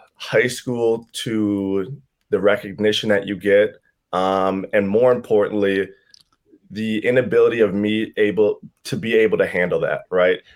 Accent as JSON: {"language": "English", "town": "Chisago Lakes", "region": "Minnesota", "country": "United States", "tie": "born or raised there", "said": "I'm from Chisago Lakes, Minnesota. Um, small town here, about forty-five minutes north of the Twin Cities"}